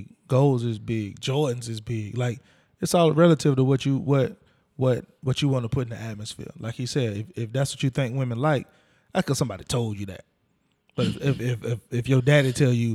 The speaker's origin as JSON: {"language": "English", "region": "Florida", "country": "United States", "said": "people don't automatically think I'm from Florida"}